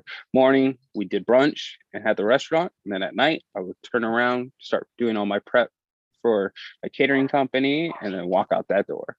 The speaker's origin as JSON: {"language": "English", "town": "Oxnard", "region": "California", "country": "United States", "tie": "born or raised there", "also_born_or_lived": "Santa Barbara / New York", "moved": "as an adult", "lives_now": "Los Angeles, United States", "said": "there's not a bunch of restaurants in Oxnard where I grew up"}